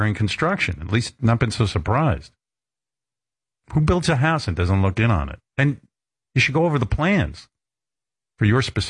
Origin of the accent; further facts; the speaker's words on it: Roosevelt, New York, United States; When I was growing up in Roosevelt